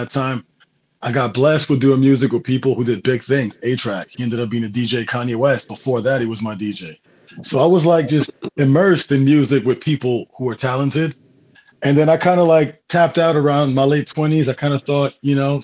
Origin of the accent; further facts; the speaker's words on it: Montreal, Quebec, Canada; I grew up in Montreal.